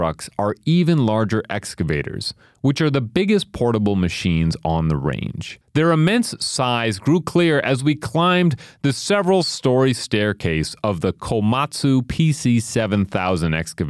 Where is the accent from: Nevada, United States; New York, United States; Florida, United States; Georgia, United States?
New York, United States; New York City; now in Minnesota, United States; my hometown of New York City